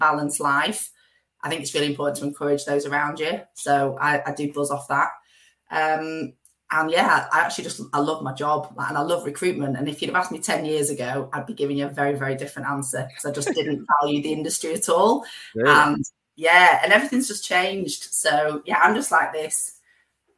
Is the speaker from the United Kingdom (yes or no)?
yes; Preston, North West England, United Kingdom; also born or lived in Blackpool / Manchester / Leeds; Grew up in Preston, went to a school in Blackpool